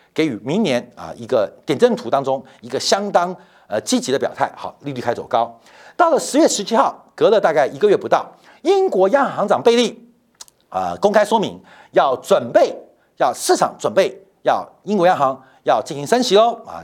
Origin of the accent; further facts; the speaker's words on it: Taipei, Taiwan; 我从小是在四四南村长大的